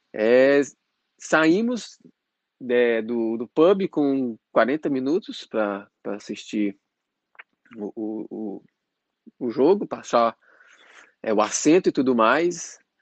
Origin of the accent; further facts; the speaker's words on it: Patos de Minas, Minas Gerais, Brazil; moved away as an adult; now in Dublin, Ireland; eu sou de Patos de Minas e atualmente eu estou morando em Dublin, na Irlanda